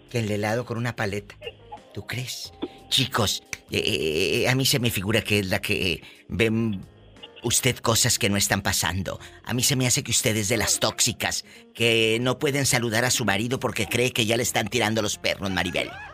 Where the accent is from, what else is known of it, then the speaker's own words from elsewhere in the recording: Mexico; Desde México, mi México lindo y querido, mi tierra, mi país